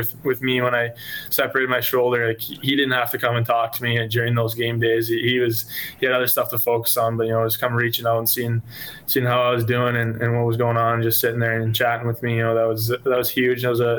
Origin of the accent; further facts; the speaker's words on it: Edmonton, Alberta, Canada; I mean, I'm from Edmonton, so I'll probably go to a few of those games if they're still playing when we're back